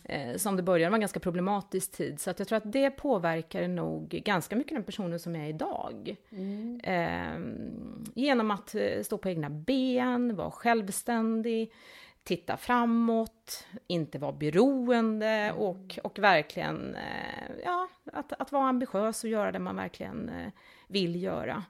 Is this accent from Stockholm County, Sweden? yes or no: no; outside Linköping, Östergötland, Sweden; also born or lived in Älmhult / Delhi, India / Hong Kong / Singapore; now in Malmö, Sweden; Jag växte upp i Östergötland, eh, lite utanför Linköping